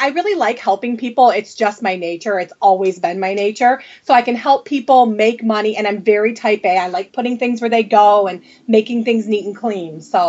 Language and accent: English; Redford, Michigan, United States; I am from Redford, Michigan, which is just outside Detroit.